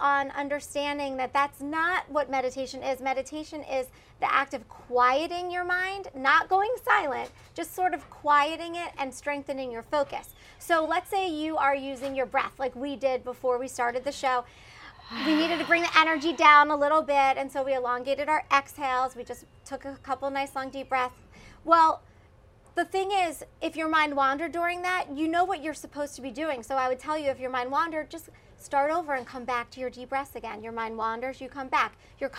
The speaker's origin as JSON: {"language": "English", "town": "Philadelphia", "region": "Pennsylvania", "country": "United States", "tie": "born or raised there", "moved": "as an adult", "lives_now": "Houston, United States", "said": "I grew up in Philadelphia"}